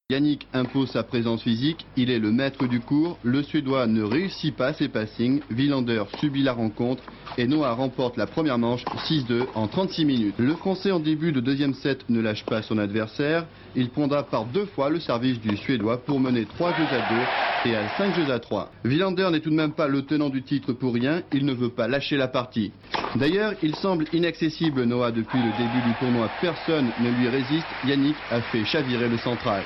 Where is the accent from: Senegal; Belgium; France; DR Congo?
France; on est français